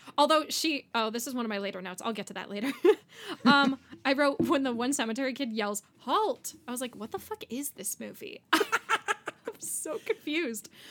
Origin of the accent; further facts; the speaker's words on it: Miami, Florida, United States; I grew up in Miami